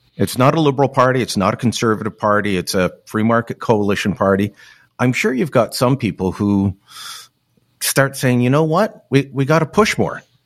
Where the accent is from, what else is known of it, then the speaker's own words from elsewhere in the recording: Hamilton, Ontario, Canada; I grew up in Hamilton, um, uh, very much an industrial town